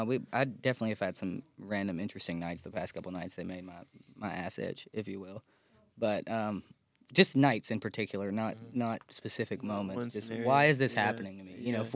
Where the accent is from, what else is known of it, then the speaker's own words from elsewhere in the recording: McMinnville, Tennessee, United States; Like I'm from McMinnville, Tennessee.